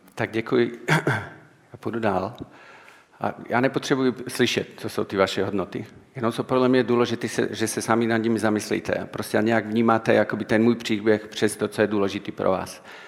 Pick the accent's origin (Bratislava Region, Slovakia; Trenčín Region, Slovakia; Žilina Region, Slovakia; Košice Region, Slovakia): Žilina Region, Slovakia; Martin; Czech is a second language; já jsem ze Slovenska, takže mluvím takovou lámanou češtinou